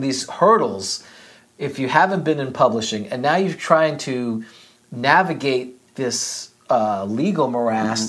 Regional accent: New York City, New York, United States; growing up in New York City

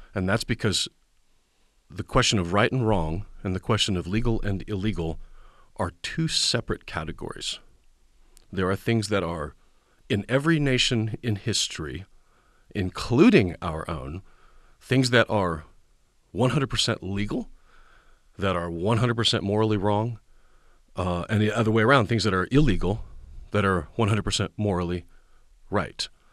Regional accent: Kansas Nebraska line, Kansas/Nebraska border, United States; now in Tennessee, United States; I was raised on the Kansas Nebraska line

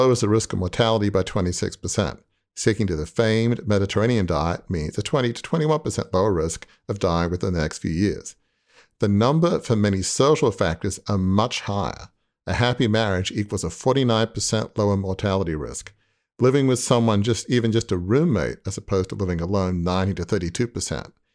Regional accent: Australia; moved away as an adult; now in United States; I grew up in Australia, but live in the US now.

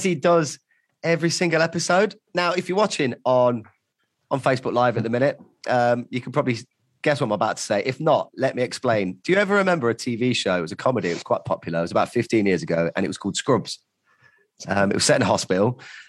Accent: Loughborough, East Midlands, United Kingdom; moved away as an adult; also born or lived in Birmingham; I hated growing up in my hometown, which is Loughborough. I moved to Birmingham when I was 18

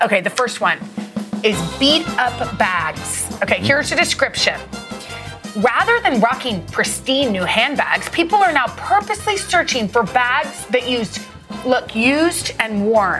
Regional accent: Texas, United States; I grew up in Texas.

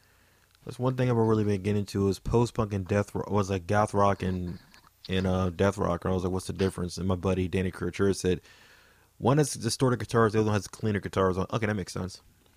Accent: Maryland, United States; born or raised there

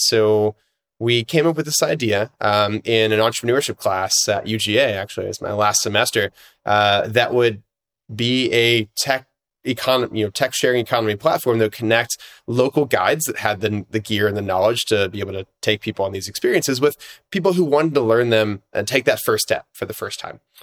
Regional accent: Atlanta, Georgia, United States; I grew up here in Atlanta, which is where I'm based right now

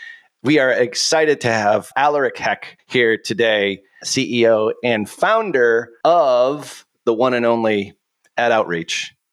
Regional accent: Boston, Massachusetts, United States; accent: Boston; which is pretty much how I was taught way back in voice coaching school to get rid of my Boston accent way back when there.

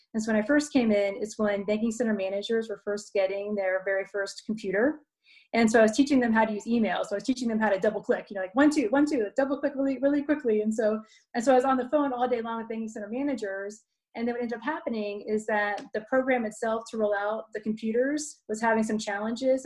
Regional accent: Dayton, Ohio, United States; also born or lived in Columbus, Ohio; I'm from Ohio. So I grew up in Dayton

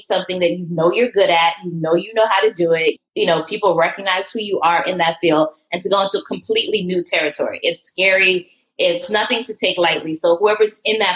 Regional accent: Atlanta, Georgia, United States; I grew up in Atlanta.

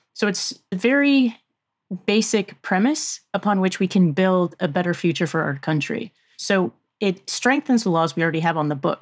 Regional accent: Virginia, United States; Virginia, my home state

